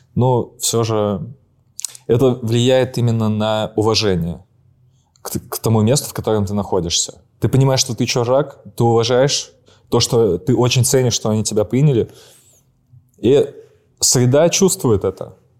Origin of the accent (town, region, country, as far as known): Saint Petersburg, Russia